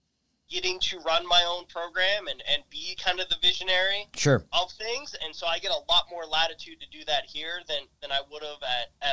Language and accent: English; Western Pennsylvania, United States; moved away; I grew up in Western Pennsylvania